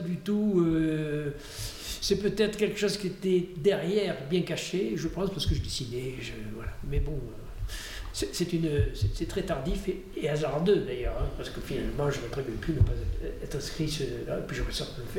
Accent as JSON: {"language": "French", "area": "Dordogne", "region": "Nouvelle-Aquitaine", "country": "France", "said": "j'étais de Dordogne."}